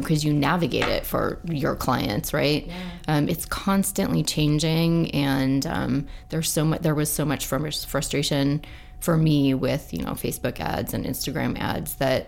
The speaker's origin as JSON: {"language": "English", "region": "Idaho", "country": "United States", "tie": "born or raised there", "also_born_or_lived": "California / Seattle", "moved": "yes", "said": "born at St. Luke's"}